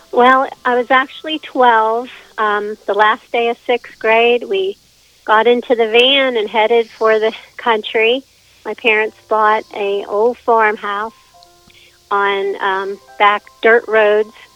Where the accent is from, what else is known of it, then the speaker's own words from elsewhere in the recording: Whitehall, Pennsylvania, United States; also born or lived in Murrysville, Pennsylvania; now in New Freeport, United States; I lived in Whitehall, near Pittsburgh